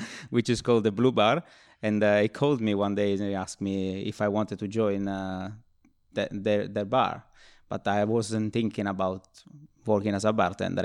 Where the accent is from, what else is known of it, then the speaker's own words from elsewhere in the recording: Nuoro, Sardinia, Italy; also born or lived in Rome; now in London, United Kingdom; born in Rome and, uh, grew up in, uh, Sardinia, in Nuoro, which is like a very small town